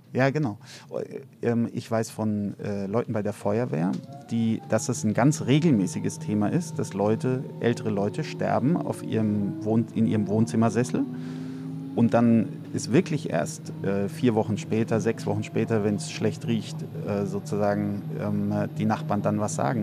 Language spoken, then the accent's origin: German; Heidelberg, Baden-Württemberg, Germany; moved away as an adult; also born or lived in Cape Town; now in Berlin, Germany; in Heidelberg, wo ich aufgewachsen bin